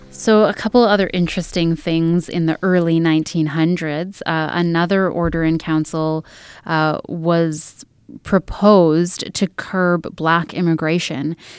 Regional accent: Edmonton, Alberta, Canada; also born or lived in Red Deer, Alberta; I was born and raised in Edmonton, um, spent a bit of my youth in Red Deer, Alberta, and then moved back to Edmonton

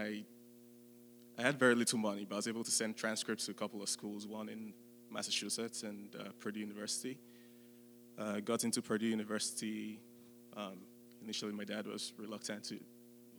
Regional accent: Nigeria; moved away as an adult; now in West Lafayette, United States; I was born in Nigeria. I grew up in Nigeria for the first 18 years

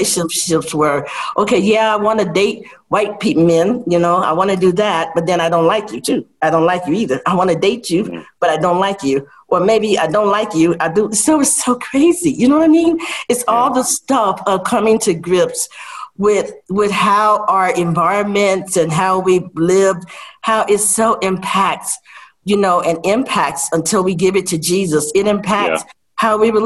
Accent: Chicago, Illinois, United States; moved away; also born or lived in Vietnam; growing up in extreme poverty in Chicago

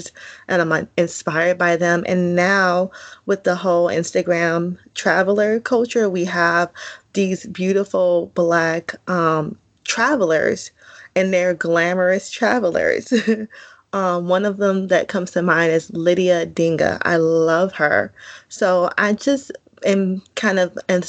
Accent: Oakland, California, United States; moved away; also born or lived in New York; I was born in California. I like to say that Oakland raised me, New York made me

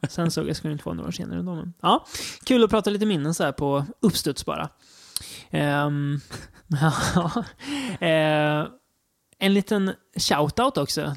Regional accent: Degerfors, Örebro County, Sweden; moved away; pojkrummet hemma i Degerfors

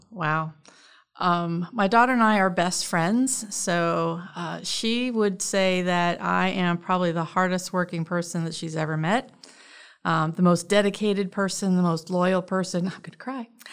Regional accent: Richmond, Indiana, United States; moved away as an adult; I grew up in Richmond, Indiana, um, and I lived there until I, um, graduated high school and went in the Navy

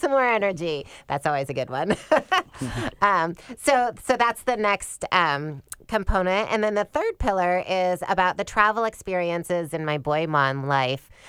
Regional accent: Michigan, United States; also born or lived in East Lansing, Michigan; I grew up in Michigan

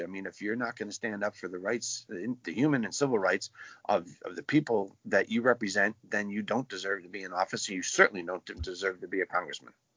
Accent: United States; we as Americans

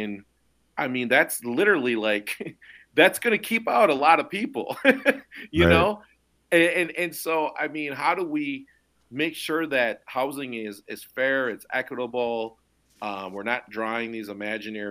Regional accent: Minnesota, United States; me as a Minnesotan

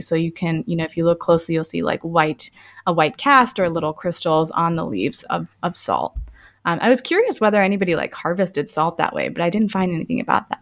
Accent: Tampa, Florida, United States; also born or lived in India; I grew up in the Tampa area

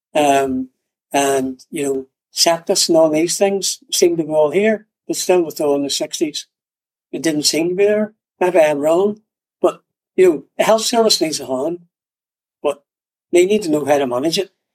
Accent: Northern Ireland, United Kingdom; I was born in Northern Ireland, part of the UK

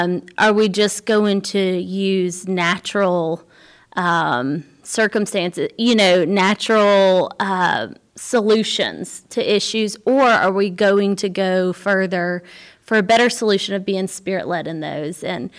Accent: Birmingham, Alabama, United States; I totally agree. I grew up in Birmingham, Alabama. I went to Word of Life Church there.

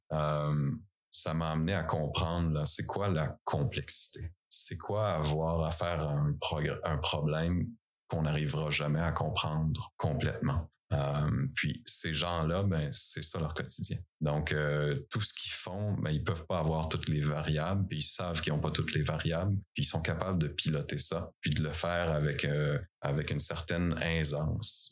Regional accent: Eastern Quebec, Canada; moved away as an adult; c'est ici que j'ai grandi

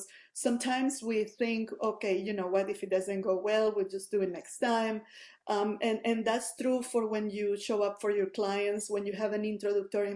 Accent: Venezuela; moved away as an adult; now in Canada; I'm originally from Venezuela, moved here in the early 2019.

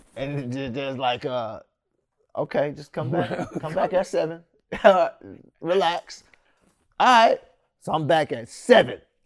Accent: Sacramento, California, United States; also born or lived in San Francisco; I was born in San Francisco and moved out here in Sacramento when I was probably six, some, somewhere around six years old.

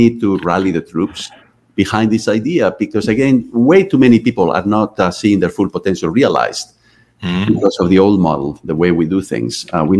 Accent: Canada; How do I fit here? I'm a Canadian.

